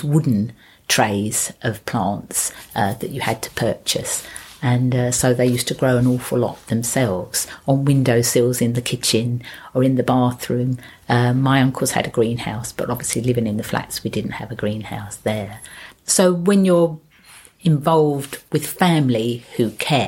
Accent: London, United Kingdom; also born or lived in Chingford; I grew up in London Borough of Waltham Forest in the flats in Gordon Avenue in Hyams Park until I was nine, and then we moved only a few roads away to the avenue in Hyams Park

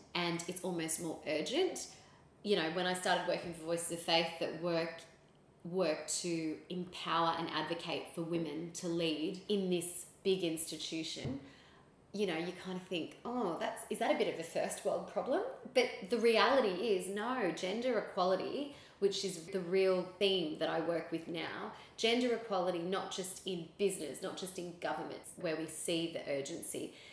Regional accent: Sydney, New South Wales, Australia; also born or lived in Philippines; I was born in the Philippines, raised here in Sydney

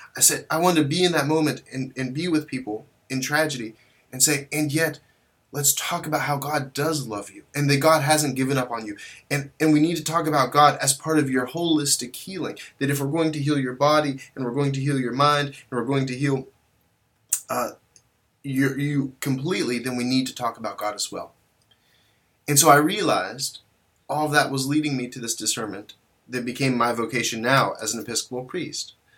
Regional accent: West Virginia, United States; also born or lived in Kazakhstan; I eventually made my way home to, to West Virginia

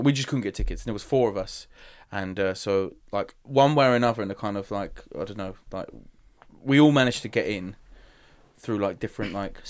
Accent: Dagenham, London, United Kingdom; and my accent was way strong. Like, I've got a posh, not posh, but like, people in Dagenham would say I've got a posh voice. Now, after I went to drama college, but like, before then, I was a little spiv.

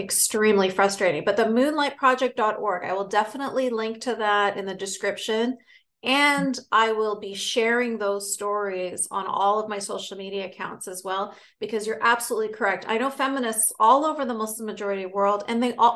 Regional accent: Canada; I grew up in Canada from a family from, you know, Egyptian and Palestinian

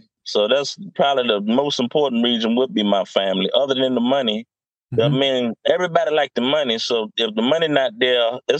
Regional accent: Virginia, United States; now in Wilmington, United States; I'm originally from Virginia. I now live in Wilmington, North Carolina.

